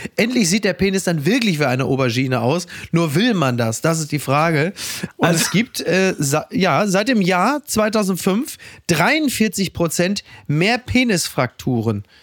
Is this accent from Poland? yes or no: no; Castrop-Rauxel, North Rhine-Westphalia, Germany; moved away; die Heimkehr nach Kastrop-Rauxel, nach Henrichenburg in mein Heimatdorf